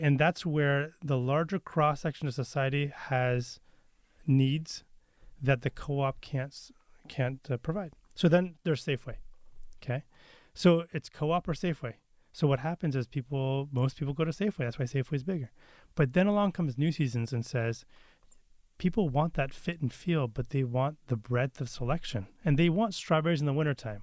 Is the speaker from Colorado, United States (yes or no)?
no; Beaverton, Oregon, United States; also born or lived in Santa Cruz, California; I grew up in Beaverton